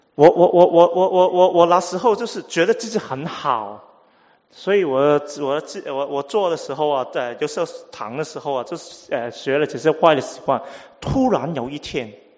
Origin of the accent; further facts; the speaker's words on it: Hong Kong; first language Cantonese; Chinese is a second language; 我香港来啊，所以啊，呃，广东话是我母语，第二是英文